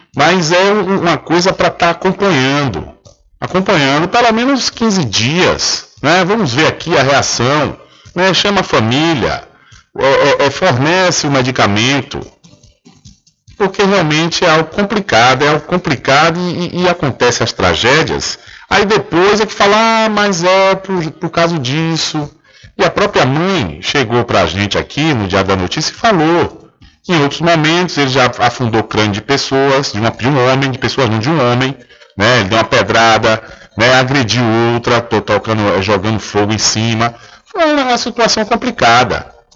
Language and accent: Portuguese; Feira de Santana, Bahia, Brazil; Eu que nasci e cresci em Feira de Santana